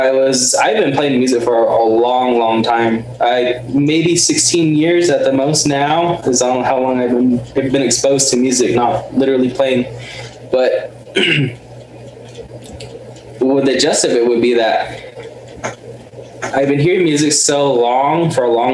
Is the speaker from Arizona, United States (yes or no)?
yes; Tenalia, Arizona, United States; now in Pinon, United States; I'm originally from Tenalia. That's where I'm originally from